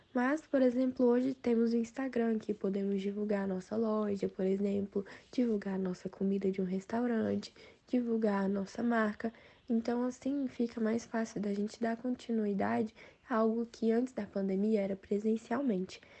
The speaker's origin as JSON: {"language": "Portuguese", "town": "Brasília", "region": "Federal District", "country": "Brazil", "said": "eu sou de Brasília DF"}